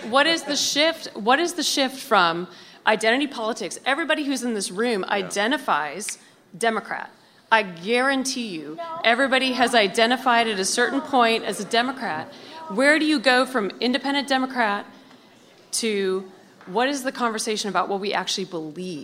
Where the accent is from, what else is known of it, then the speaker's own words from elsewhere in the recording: Montana, United States; now in Washington, United States; I grew up in Montana